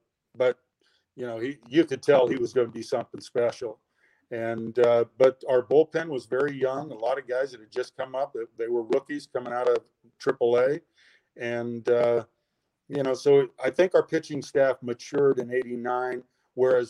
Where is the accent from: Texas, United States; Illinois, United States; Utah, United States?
Utah, United States; Provo; I applied for the BYU job that opened up, and I got that right here in my hometown